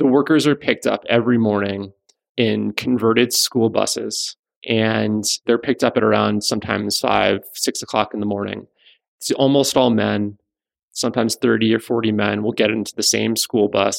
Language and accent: English; South Florida, United States; I grew up in South Florida, spent a lot of time very close to these communities